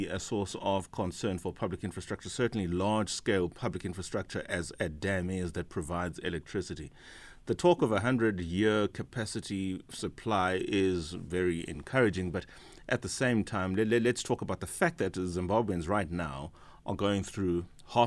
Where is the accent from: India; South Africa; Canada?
South Africa; I'm a South African